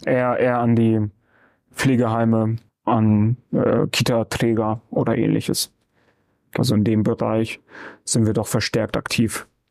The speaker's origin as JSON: {"language": "German", "region": "Bremen", "country": "Germany", "tie": "born or raised there", "said": "ich bin hier im Gröbling im Diako geboren. Ja. Ja, bin seitdem nicht rausgekommen"}